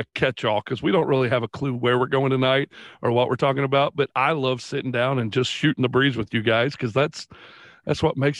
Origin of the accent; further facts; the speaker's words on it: Indiana, United States; We grew up in Indiana.